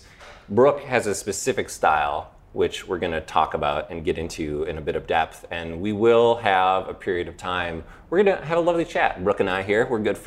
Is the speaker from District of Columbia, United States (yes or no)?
no; St. Paul, Minnesota, United States; also born or lived in Edina, Minnesota; I live in Edina, Minnesota. I grew up in St. Paul, so I'm kind of a local